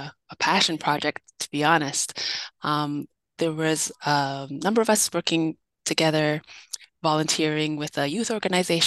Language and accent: English; Winnipeg, Manitoba, Canada; I'm born and raised in Winnipeg.